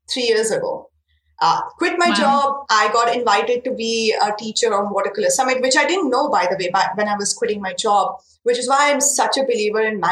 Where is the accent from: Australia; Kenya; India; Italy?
India; English is a second language; Indian handmade paper that is made very close to my hometown